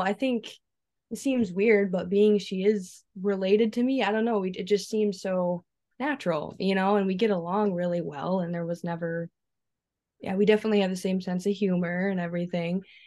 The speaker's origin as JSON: {"language": "English", "region": "Iowa", "country": "United States", "tie": "born or raised there", "moved": "yes", "lives_now": "South Dakota, United States", "said": "I was born in Iowa, and, um, I was adopted right from the hospital from my two parents, uh, Brad and Judy. And, um, we lived actually on a church campground, so that was kinda fun. My dad was a director, and so I got to spend my early childhood years, basically, like, in the forest"}